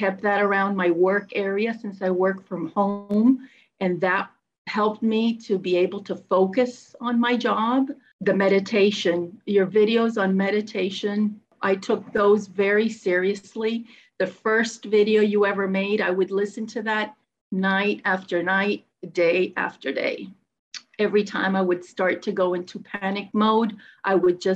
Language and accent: English; Miami, Florida, United States; I'm from Miami, Florida